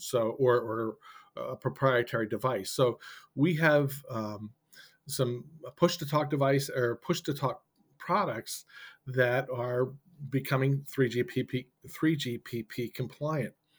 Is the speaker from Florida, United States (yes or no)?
no; Boston, Massachusetts, United States; I'm from the Boston area